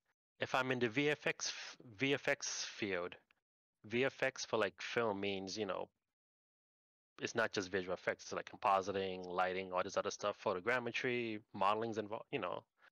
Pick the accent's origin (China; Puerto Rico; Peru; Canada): Puerto Rico; moved away as an adult; also born or lived in New Jersey, United States / Orlando, Florida, United States / Washington, United States / California, United States; So I was born in New Jersey, raised in Puerto Rico. By yeah, until graduate high school